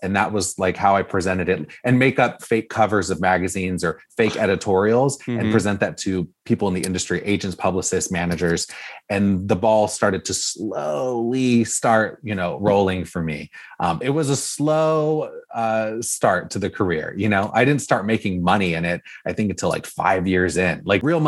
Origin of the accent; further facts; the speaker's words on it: Orange County, California, United States; I grew up here in Orange County, California